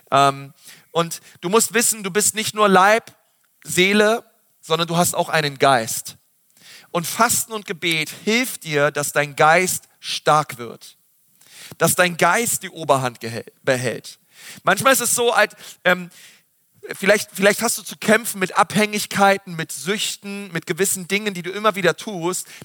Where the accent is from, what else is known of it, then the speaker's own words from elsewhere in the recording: Berlin, Germany; Ich weiß noch früher ähm, als Schüler, bei uns in Berlin, da gab es immer so ein Freibad